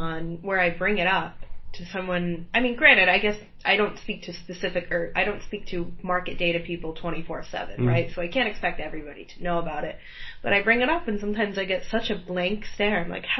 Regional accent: United States; moved away as an adult; now in London, United Kingdom; I'm an American living in London.

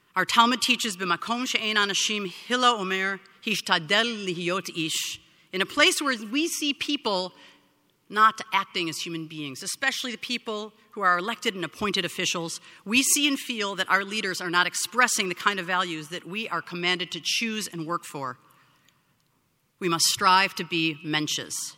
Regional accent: Skokie, Illinois, United States; now in San Francisco, United States; my hometown

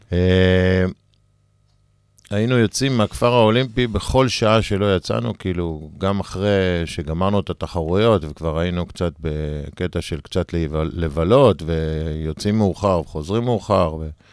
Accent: Sdot Yam, Haifa District, Israel; גדלתי בשדות ים

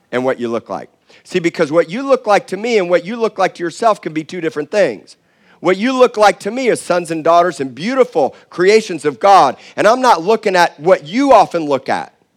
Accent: Miami, Florida, United States; now in Corpus Christi, United States; I said I was from Miami

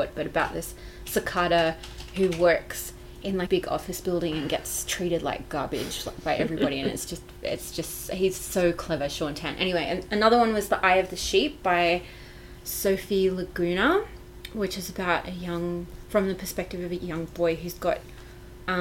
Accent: Victoria, Australia; now in Canberra, Australia; where I grew up in Victoria, our entire property was covered in kangaroo grass

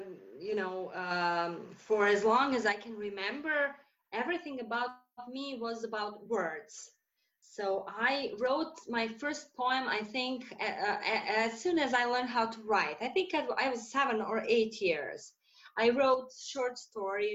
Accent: Serbia; also born or lived in Saudi Arabia; I'm from Serbia and I also live here.

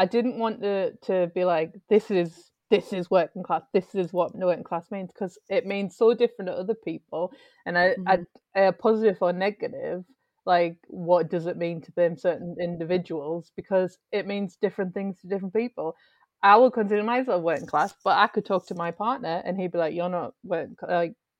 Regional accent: North East England, United Kingdom; because obviously we're all from the Northeast and working class is a big part up here

